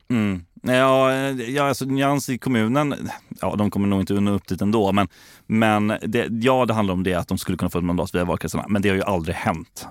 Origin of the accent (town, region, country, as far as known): Gothenburg, Västra Götaland, Sweden; born or raised there